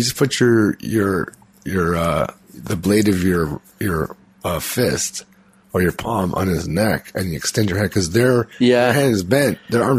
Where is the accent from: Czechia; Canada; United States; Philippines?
Philippines; I'm Filipino.